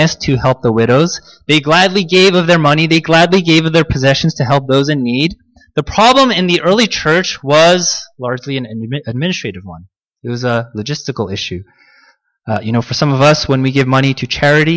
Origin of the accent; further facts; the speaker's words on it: United States; I was born here. I grew up in the United States, and therefore I am most comfortable in American culture. My most comfortable language is the English language.